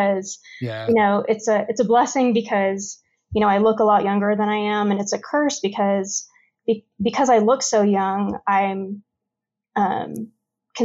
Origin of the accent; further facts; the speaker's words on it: Los Angeles, California, United States; now in Colorado, United States; I was born in California and grew up in a town in Los Angeles that was pretty much kind of a Mexican gang neighborhood